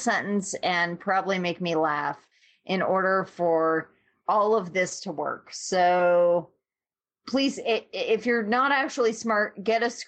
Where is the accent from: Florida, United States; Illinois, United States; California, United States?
California, United States; born and raised in California